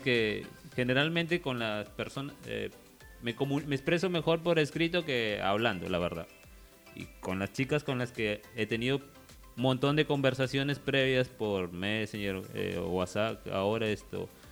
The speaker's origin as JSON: {"language": "Spanish", "town": "La Unión", "region": "Piura", "country": "Peru", "tie": "born or raised there", "said": "yo me regresaba a mi pueblo"}